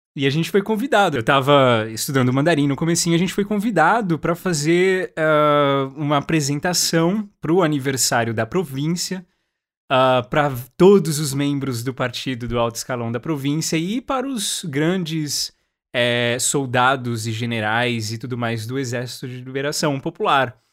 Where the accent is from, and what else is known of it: Brazil